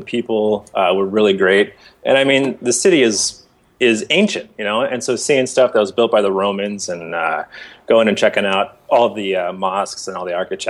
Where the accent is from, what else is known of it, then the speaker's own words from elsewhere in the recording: Bay Area, California, United States; also born or lived in San Diego; I grew up in the Bay Area, but yeah, I went to art school down there. I lived in San Diego from 2000 till about 2003.